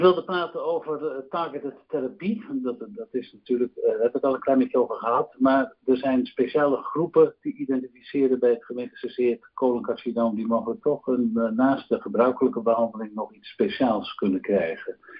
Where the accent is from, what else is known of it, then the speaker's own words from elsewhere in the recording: Netherlands; wij als Nederlanders